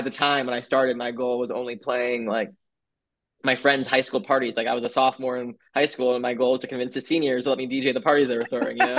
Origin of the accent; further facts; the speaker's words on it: New York City, New York, United States; also born or lived in Miami; I was born and raised here.